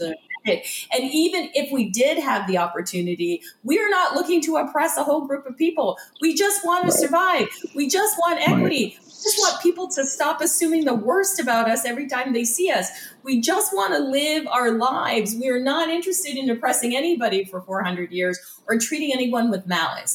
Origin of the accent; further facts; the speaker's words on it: just outside of Toronto, Ontario, Canada; now in Windsor, Canada; I grew up just outside of Toronto